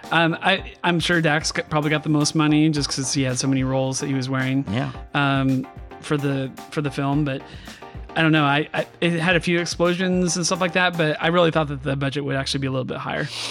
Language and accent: English; California, United States; I grew up in California